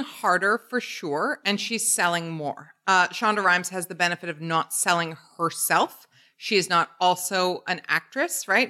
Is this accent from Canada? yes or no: yes; Canada; born or raised there